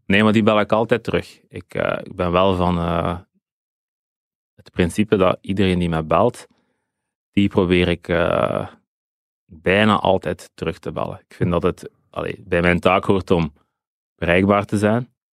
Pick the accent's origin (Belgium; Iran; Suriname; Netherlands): Belgium; Dender region, Flanders; Ik ben een kind van de Denderstreek.